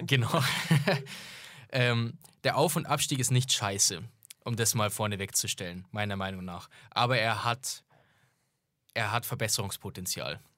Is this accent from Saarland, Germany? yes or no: no; Augsburg, Bavaria, Germany; es würde schwierig werden, das zu einem üblichen Heimspiel zu machen, wie sonst ist in München für, als Augsburger.